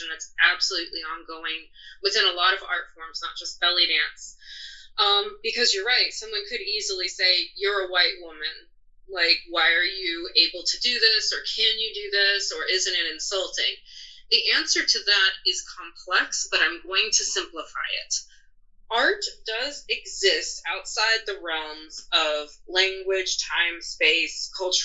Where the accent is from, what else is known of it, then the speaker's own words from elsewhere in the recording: United States; being born an American